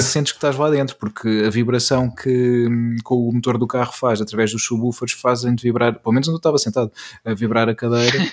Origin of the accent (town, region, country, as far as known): Peniche, Leiria District, Portugal; born or raised there